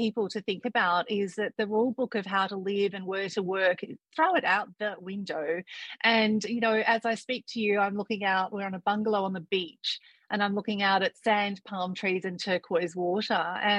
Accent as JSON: {"language": "English", "country": "Thailand", "tie": "born there", "said": "Well, I was born in Thailand some 50 years ago, and we've always loved the country, the people, the food"}